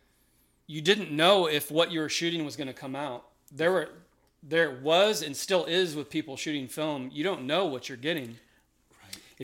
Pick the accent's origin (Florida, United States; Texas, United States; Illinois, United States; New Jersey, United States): Texas, United States; Austin; I grew up in Austin, Texas.